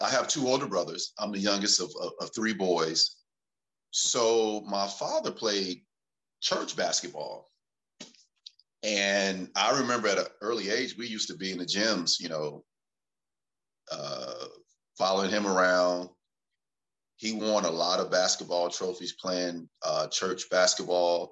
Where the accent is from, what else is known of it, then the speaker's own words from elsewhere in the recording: North Carolina, United States; moved away as an adult; also born or lived in Tennessee; growing up in North Carolina